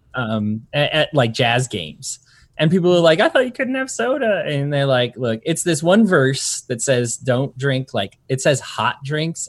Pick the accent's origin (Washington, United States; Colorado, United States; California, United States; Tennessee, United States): Colorado, United States; also born or lived in Utah; now in Salt Lake City, United States; I'm from Colorado, moved to Utah, I'm used to the Rocky Mountains